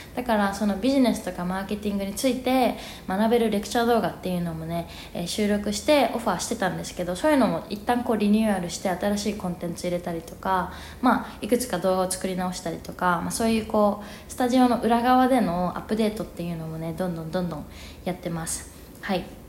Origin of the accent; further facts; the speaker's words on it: Japan; first language Japanese; moved away as an adult; also born or lived in New York, United States; now in Mexico City, Mexico; 日本で生まれ育って日本語が母国語でで英語が第二外国語で